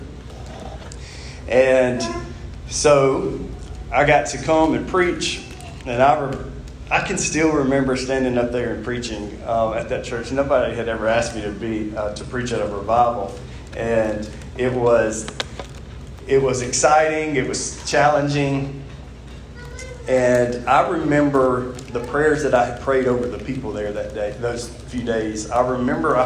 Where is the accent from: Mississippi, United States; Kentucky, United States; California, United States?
Mississippi, United States; from Mississippi